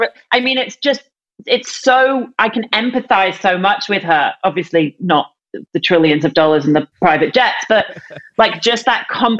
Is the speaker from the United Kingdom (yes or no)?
yes; United Kingdom; as a Brit